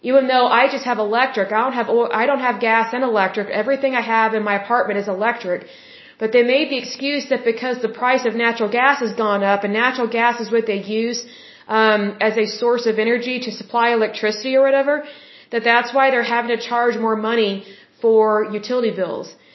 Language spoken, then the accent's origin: English; Oklahoma, United States; I love my home state. I was born here